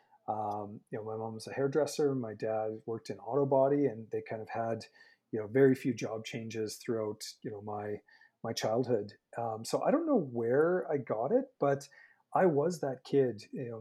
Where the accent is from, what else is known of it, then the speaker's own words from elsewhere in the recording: Saskatchewan, Canada; moved away as an adult; now in Calgary, Canada; I'm a former Saskie. I'm born and raised in Saskatchewan.